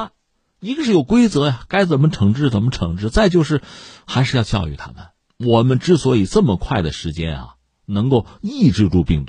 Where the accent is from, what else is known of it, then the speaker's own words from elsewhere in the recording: China; 这难道是我们中国人发明的吗？